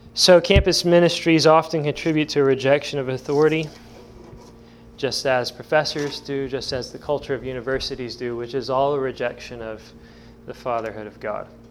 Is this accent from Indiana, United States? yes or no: yes; Evansville, Indiana, United States; now in Indiana, United States; I'm from Evansville